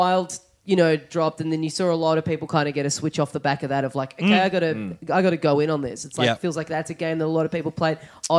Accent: Australia; the identity of being an Australian

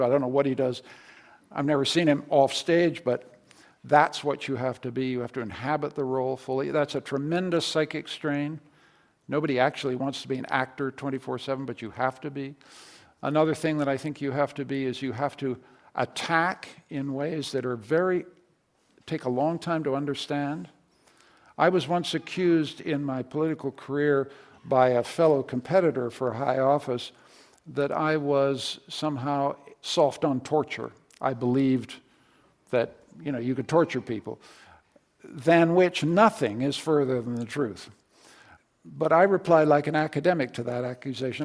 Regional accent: Canada; as a Canadian

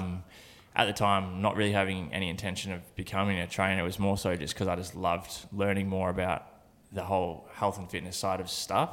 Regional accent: Horsham, Victoria, Australia; I was born in Horsham in country Victoria

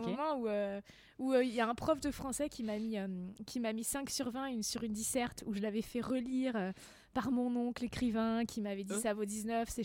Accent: Val-d'Oise, Île-de-France, France; J'ai grandi dans le 95.

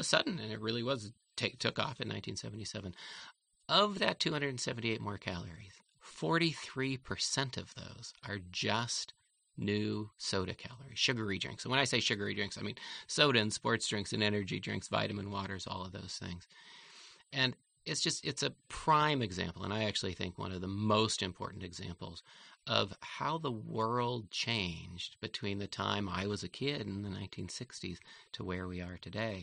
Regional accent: Oakland, California, United States; As a little kid, I grew up here in Oakland

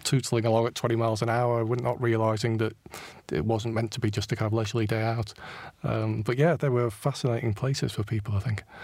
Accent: Stockport, North West England, United Kingdom; moved away as an adult; also born or lived in Manchester / London; my hometown of Stockport, my original hometown anyway.

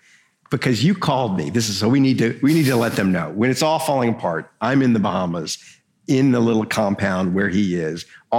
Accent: Louisiana, United States; Katrina, and I wrote a big piece about it. One of my favorite things I've ever written, and it's my hometown.

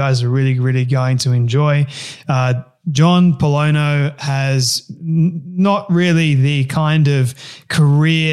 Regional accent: Sydney, New South Wales, Australia; I'm from Sydney

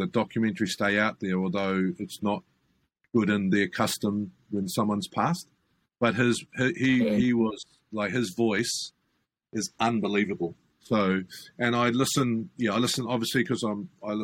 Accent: New Zealand; I'm a New Zealander, right? But I'm also a Pacific Islander

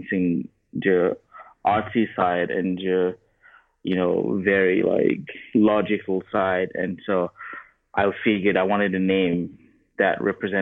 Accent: Cameroon; moved away as an adult; also born or lived in Arkansas, United States; now in United States; I'm from Cameroon. And so I obviously born and raised in Cameroon. When I was about 18, I moved to the U.S. to go to uni

